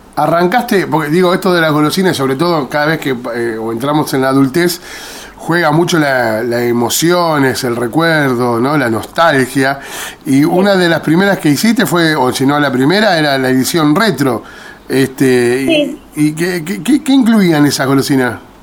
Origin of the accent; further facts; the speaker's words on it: Argentina; nosotros los argentinos